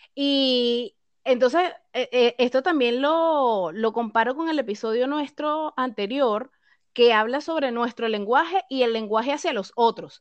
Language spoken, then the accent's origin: Spanish; Venezuela; moved away as an adult; now in Chile; … y yo somos venezolanas, actualmente residentes en Chile